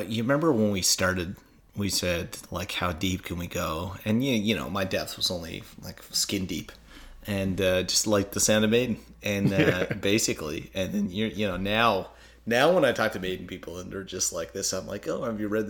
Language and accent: English; Newfoundland and Labrador, Canada; my parents weren't born before we joined Confederation, and like you know, I'm a Newfoundlander, but I love Canada. But you know, we're Newfies.